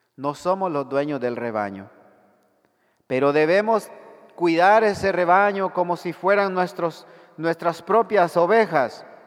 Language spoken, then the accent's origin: Spanish; El Salvador; En mi país